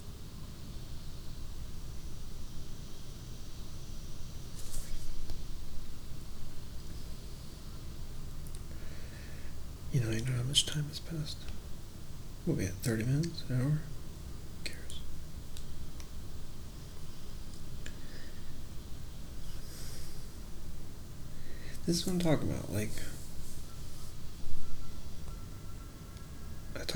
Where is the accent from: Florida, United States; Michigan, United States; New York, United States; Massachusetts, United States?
Florida, United States; I'm from Florida